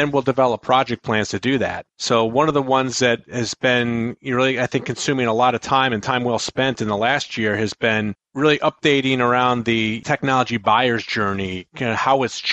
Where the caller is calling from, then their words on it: Buffalo, New York, United States; I am calling in from my home office in Buffalo, New York.